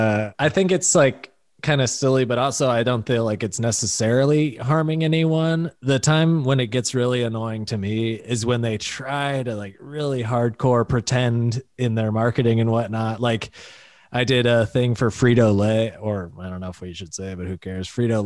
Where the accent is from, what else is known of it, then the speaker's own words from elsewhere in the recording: Pennsylvania, United States; Like, no, we got you. We're from Pennsylvania.